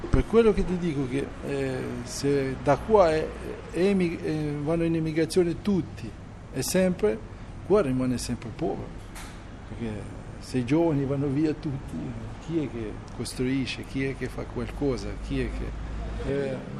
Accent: Albania; moved away as an adult; also born or lived in Italy

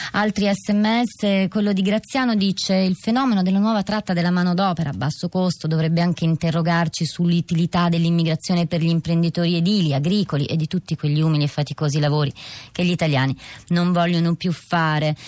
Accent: Ethiopia; now in Italy; io rispondo che sono etiope

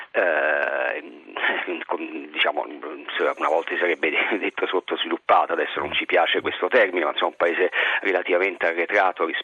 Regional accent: Rome, Lazio, Italy; io sono romano, non sono sì, senese, sì, sì. vivo anche a Roma.

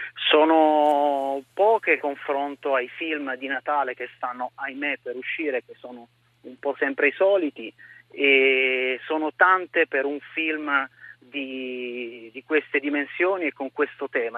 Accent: Monferrato, near Casale Monferrato, Piedmont, Italy; also born or lived in Turin; Sono nato a Torino, per la precisione, per rendere omaggio a questa città che amo, ma sono cresciuto nel Monferrato, a pochi chilometri via Casale

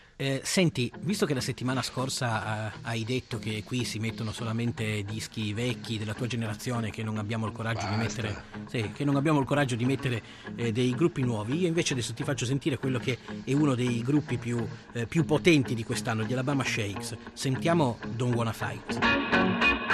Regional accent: Piedmont, Italy; più padano dei padani, sono piemontese.

